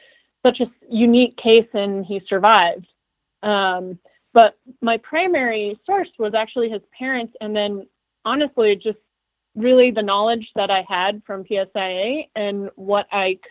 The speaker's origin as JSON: {"language": "English", "town": "Big Sky", "region": "Montana", "country": "United States", "tie": "born or raised there", "said": "I grew up in Big Sky"}